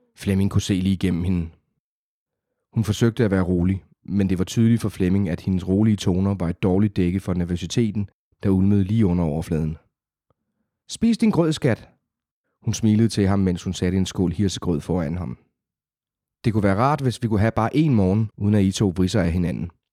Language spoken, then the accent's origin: Danish; South Funen, Southern Denmark, Denmark; accent: South Funen; moved away as an adult; now in Copenhagen, Denmark; oprindeligt fra Sydfyn. Der er, og selvom jeg har boet i København i små tretten år, så er der jo visse ord, der stadigvæk kan afsløre det